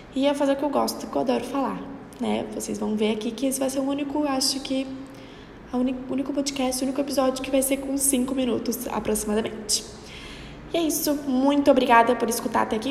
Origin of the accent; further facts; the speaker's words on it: Florianópolis, Santa Catarina, Brazil; Eu sou daqui de Florianópolis, Santa Catarina